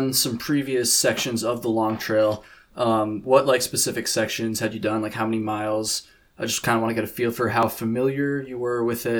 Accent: Vermont, United States; I'm from Vermont. I'm recording this in Vermont right now. And I had done it once in sections when I was in high school.

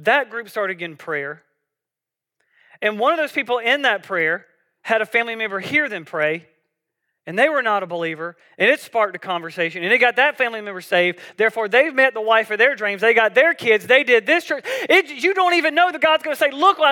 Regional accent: South Georgia, United States; I grew up in South Georgia

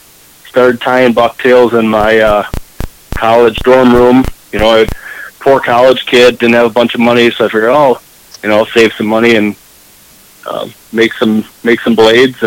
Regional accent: New Lisbon, Wisconsin, United States; New Lisbon, Wisconsin. Okay. It's about, we were about 1,500 people, and then we got a prison

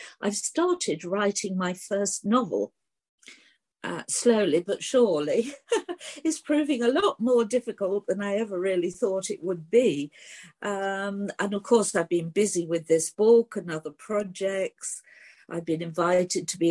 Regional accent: Cleethorpes, Yorkshire and the Humber, United Kingdom; my childhood growing up in Cleethorpes at the seaside

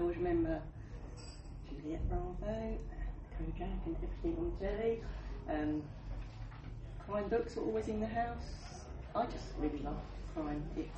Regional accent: Suffolk, East of England, United Kingdom; I write crime thrillers, obviously, as we're in the room. I'm from Bernton Evans in Suffolk.

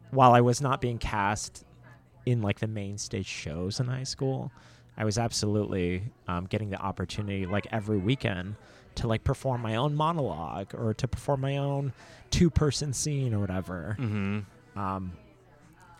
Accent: Carrollton, Texas, United States; moved away; I grew up in Dallas, Texas, and in a Cambodian household, but surrounded by, you know, suburban white Texas

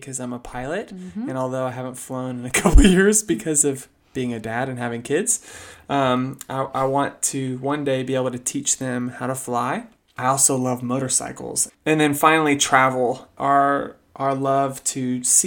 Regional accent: Sugar Land, Texas, United States; we grew up mainly in Sugar Land, which is a gigantic master plan community outside of Houston

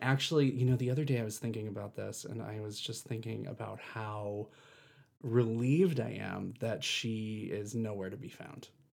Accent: East Coast, United States; moved away; I have a family back east, I'm from the East Coast

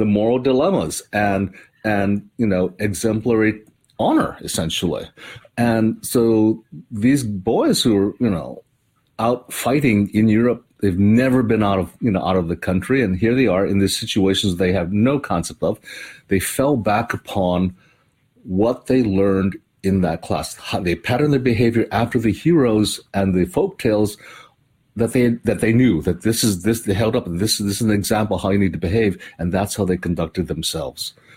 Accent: Hawaii, United States; moved away; I grew up in Hawaii

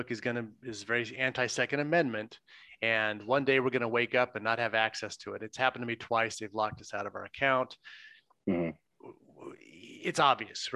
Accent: Southern California, United States; I grew up in Southern California

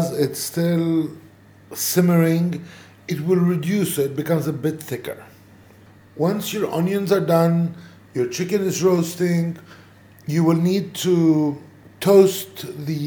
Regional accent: Bethlehem area, West Bank, Palestine; I come from the Bethlehem area

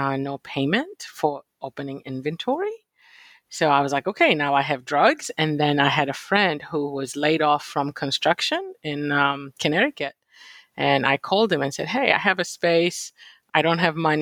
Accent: Kenya; born or raised there; moved away as an adult; also born or lived in Virginia / Philadelphia; now in United States

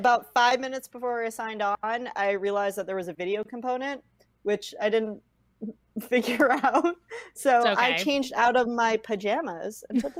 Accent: West Coast, United States; moved away as an adult; now in Bloomington, United States; because I'm from the West Coast.

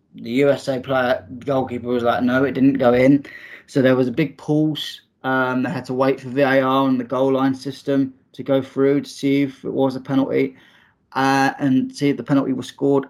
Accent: England, United Kingdom; for me, as an Englishman

